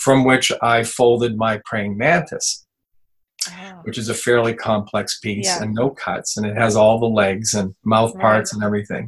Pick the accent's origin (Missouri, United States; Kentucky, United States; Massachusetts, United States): Massachusetts, United States; Fitchburg; also born or lived in the Berkshires; living at my hometown in Fitchburg, which, by the way, is a paper mill town, or was